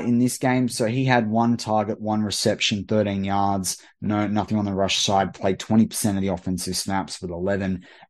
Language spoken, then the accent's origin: English; Australia; as an Aussie